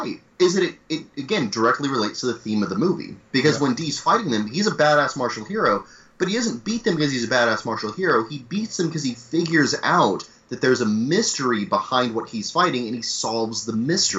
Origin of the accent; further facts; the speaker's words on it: United States; But as an American